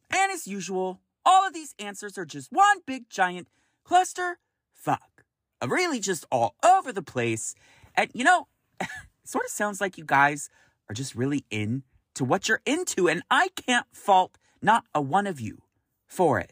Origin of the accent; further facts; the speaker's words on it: Roseville, California, United States; moved away as an adult; now in San Francisco, United States; I grew up in Roseville, California